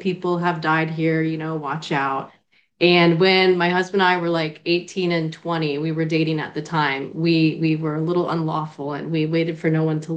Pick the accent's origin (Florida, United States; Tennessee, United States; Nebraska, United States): Florida, United States; accent: Bostonian; also born or lived in Natick, Massachusetts; I was born in Natick, Massachusetts, right outside of Boston. My family's like from the Cambridge area, outside of Harvard and whatnot, and then New England. But we moved to Florida when I was about five